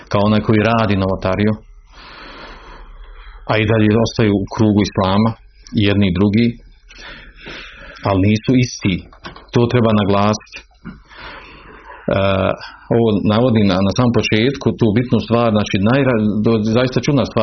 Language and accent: Croatian; Bosnia & Herzegovina; kod nas u Bosni, kod Bošnjaka